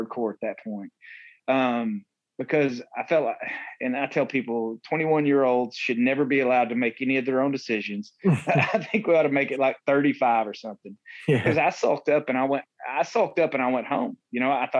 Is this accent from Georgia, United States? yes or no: yes; Somerville, Georgia, United States; I'm a kid from Somerville, Georgia, right? I'm in a little tiny town